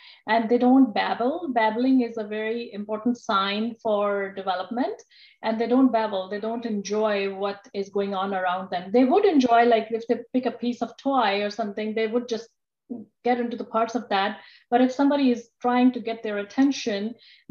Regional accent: Pakistan; moved away as an adult; also born or lived in Rhode Island, United States; now in Toledo, United States; I'm from Pakistan, and my original training was in Pakistan.

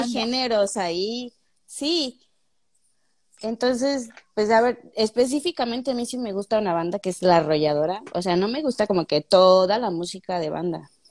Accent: Taxco, Guerrero, Mexico; yo soy de Tasco

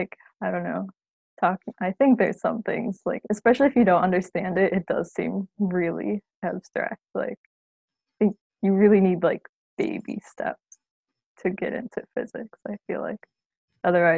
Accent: Chicago, Illinois, United States; moved away; I'm from the Chicago area and I knew I wanted to stay in state for college

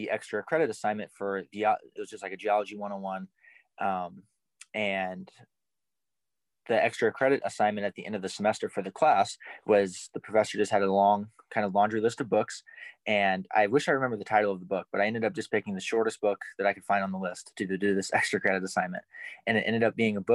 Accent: Omaha, Nebraska, United States; So I'm from North Omaha. I grew up in Omaha, specifically a little bit more in North Omaha

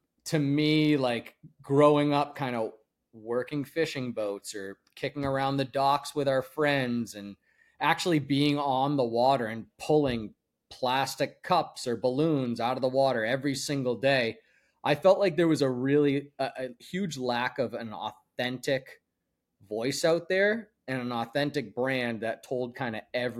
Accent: Andover, Massachusetts, United States; north of Boston in a town called Andover, Mass, and was on our family's boat literally days after I was born in the Merrimack River up in Newburyport, Mass.

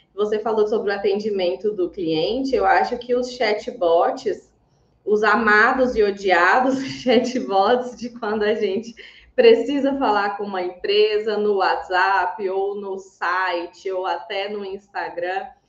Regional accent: Goiás, Brazil; accent: goiano, strong, many R's; Tem um sotaque super forte, goiana, desde que nasci. Vocês vão ouvir aí muitos R's, bem cantado.

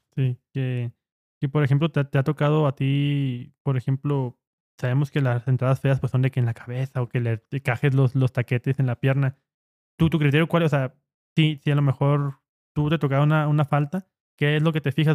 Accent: Ciudad Juárez, Chihuahua, Mexico; somos de Juárez

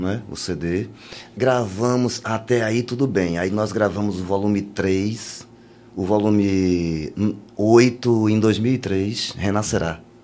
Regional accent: Bahia, Brazil; eu sou baiano

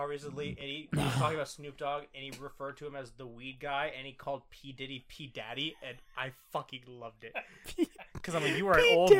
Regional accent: Canada; moved away; Because I'm from Canada.

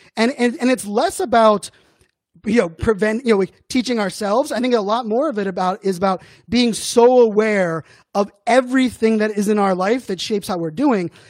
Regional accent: Pittsburgh, Pennsylvania, United States; growing up in Pittsburgh

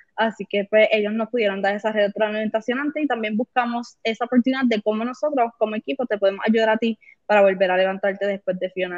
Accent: Mayagüez, Puerto Rico; Nosotros somos de aquí de Mayagüez

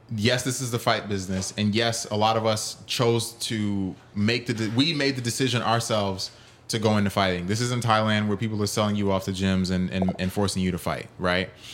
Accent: United States; I am American because I was born here, but I'm also Caribbean because my family is from the Caribbean.

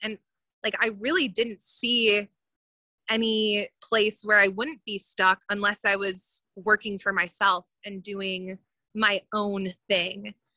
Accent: suburbs of Chicago, Illinois, United States; also born or lived in Indianapolis, Indiana; from the suburbs of Chicago

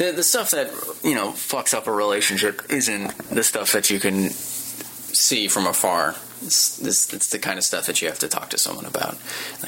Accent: Midwest, United States; moved away as an adult; now in Los Angeles, United States; I come from the Midwest. I drove out here for Nerdist about a year ago

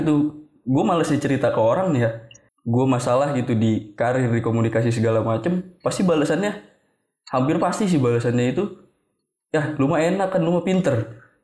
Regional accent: Bogor, West Java, Indonesia; Emang dari lahir gue di Bogor Sampai sekarang juga gue tinggal di Bogor

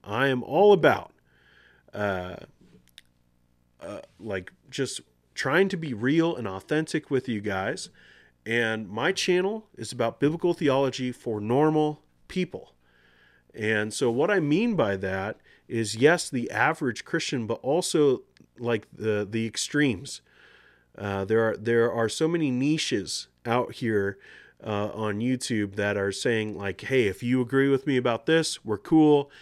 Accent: United States; I'm a U S citizen. I was born in the United States.

